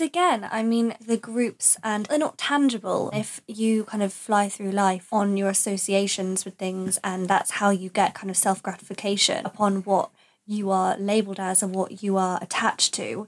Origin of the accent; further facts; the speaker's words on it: Essex, East of England, United Kingdom; I'm from Essex